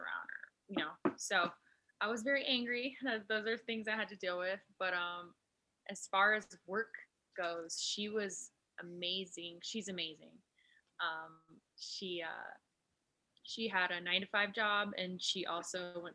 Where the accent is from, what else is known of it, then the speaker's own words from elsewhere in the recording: Las Vegas, Nevada, United States; I was born and raised in Vegas.